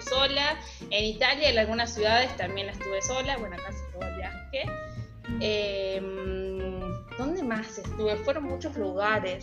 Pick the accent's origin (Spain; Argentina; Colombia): Argentina; yo también soy argentina